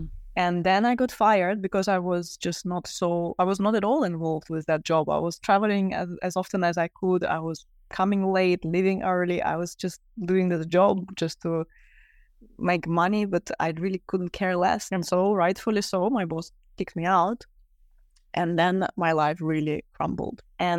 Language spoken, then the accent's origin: English; Russia; moved away; I grew up in Russia